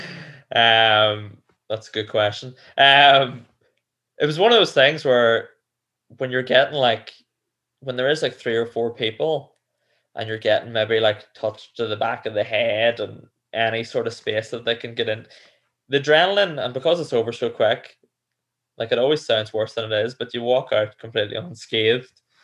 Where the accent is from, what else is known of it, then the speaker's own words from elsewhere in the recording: Cookstown, Northern Ireland, United Kingdom; where I grew up in Cookstown